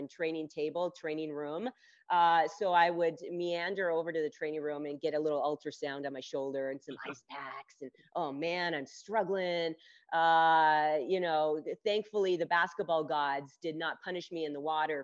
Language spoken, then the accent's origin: English; Las Vegas, Nevada, United States; moved away as an adult; also born or lived in Chapel Hill, North Carolina / Philadelphia, Pennsylvania; I grew up in Las Vegas, where I am currently with my daughter.